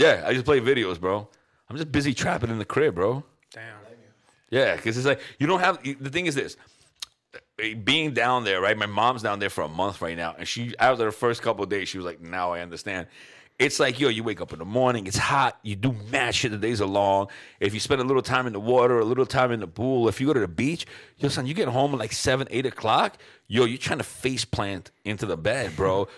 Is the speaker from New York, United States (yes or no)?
yes; New York City, New York, United States; I grew up in New York City